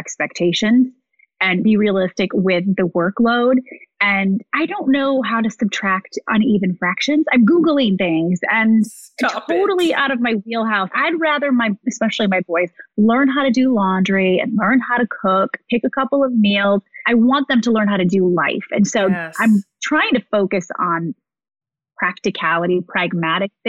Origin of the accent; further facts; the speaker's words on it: Midwest, United States; moved away as an adult; also born or lived in Ohio / Chicago / New York; born and raised in the Midwest